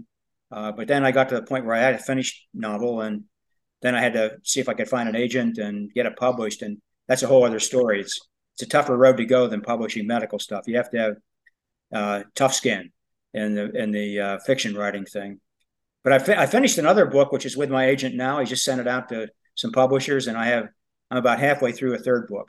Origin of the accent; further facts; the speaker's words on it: Pennsylvania, United States; now in Louisville, United States; I wrote some of it in Pennsylvania, in my hometown, where the book actually takes place.